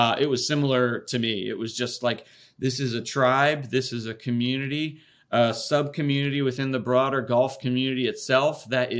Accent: Raleigh, North Carolina, United States; I born and raised in Raleigh, North Carolina, and whole family's from there.

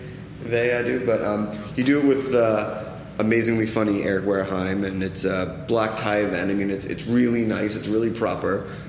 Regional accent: East Coast, United States; I'm from the East Coast.

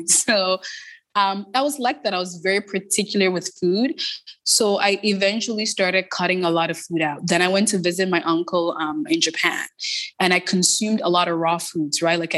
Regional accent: Toronto, Ontario, Canada; so I grew up in Toronto. I grew up in the Jane and Finch community.

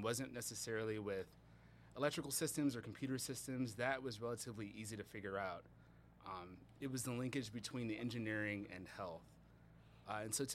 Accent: Milwaukee, Wisconsin, United States; moved away as an adult; now in Detroit, United States; I was born and raised in Milwaukee, Wisconsin

